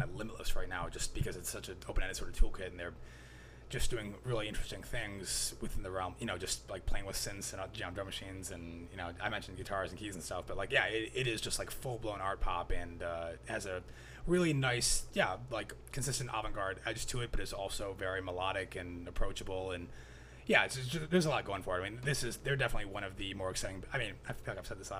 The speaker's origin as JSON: {"language": "English", "region": "the South", "country": "United States", "tie": "born or raised there", "said": "grew up in the South, and there are a lot of the songs on here are really just harrowing tales from growing up in the South."}